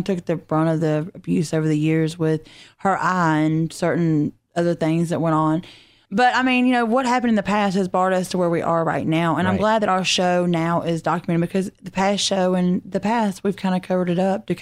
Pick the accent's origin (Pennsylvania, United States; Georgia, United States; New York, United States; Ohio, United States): Georgia, United States; Griffin; also born or lived in Hampton, Georgia; I grew up in Griffin, and now I'm in Hampton.